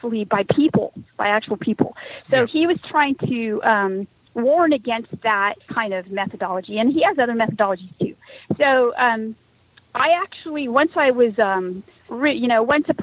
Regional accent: California, United States; I'm from California. I grew up during the dot-com boom there. I live around Silicon Valley

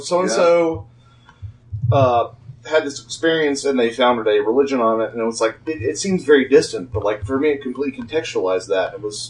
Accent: West Covina, California, United States; No, I'm from West Covina.

